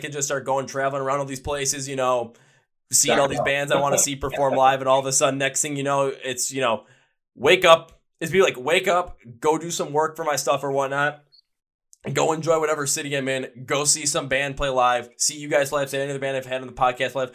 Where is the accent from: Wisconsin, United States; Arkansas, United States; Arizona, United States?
Wisconsin, United States; Milwaukee; my hometown in Milwaukee